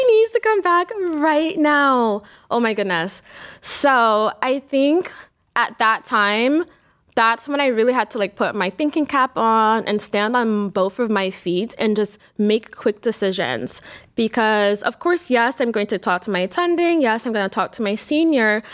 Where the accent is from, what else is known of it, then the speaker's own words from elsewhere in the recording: New York, United States; now in Cleveland, United States; I grew up in New York